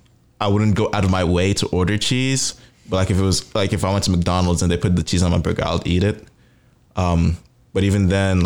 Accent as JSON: {"language": "English", "country": "Nigeria", "tie": "born or raised there", "moved": "yes", "lives_now": "United States", "said": "when I was a kid growing up in Nigeria, I was 4 or 5 at the time"}